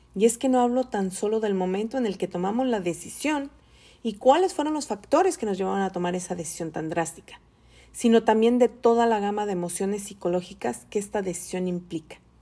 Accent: Tepatitlán, Jalisco, Mexico; moved away as an adult; also born or lived in Mexico City, Mexico; now in California, United States; soy mexicana, de feña por nacimiento, aunque muchos me identifican más como chilanga, alteña adoptada y ahora soy californiana por necesidad

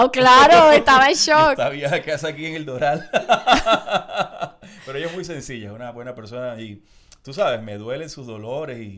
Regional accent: Barranquilla, Atlántico, Colombia; y yo creo que ese swing y ese kit que tiene uno como costeño, como barranquillero, es espectacular porque no sé, te conecta de una manera diferente y te relaciona.

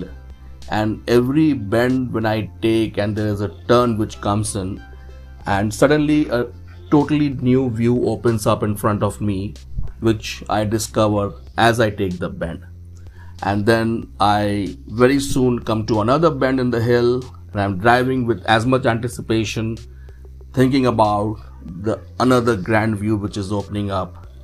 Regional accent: Dehradun, Uttarakhand, India; My hometown is Dehradun

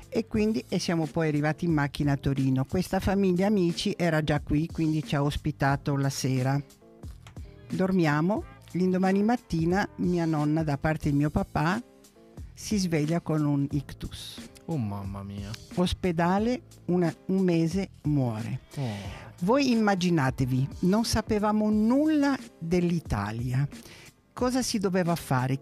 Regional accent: Alexandria, Alexandria Governorate, Egypt; now in Italy; Sono nata ad Alessandria d'Egitto perché i miei genitori sono nati ad Alessandria d'Egitto

